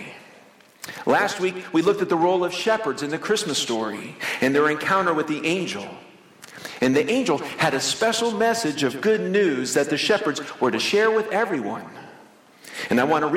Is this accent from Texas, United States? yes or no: no; Florida, United States; When I was a kid growing up in Florida, my parents took the family to Disney World. We lived in Florida, close to Orlando